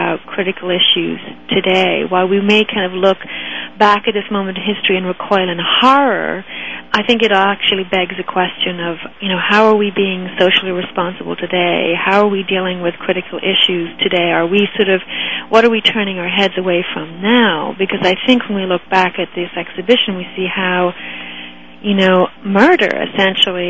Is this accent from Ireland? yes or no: yes; Ireland; moved away as an adult; also born or lived in Toronto, Canada; now in Pittsburgh, United States; I grew up in Ireland and went to university in Ireland at Trinity College